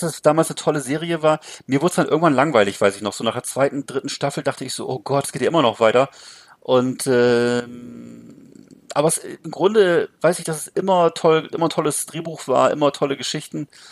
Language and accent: German; Rostock, Mecklenburg-Vorpommern, Germany; bei uns in Rostock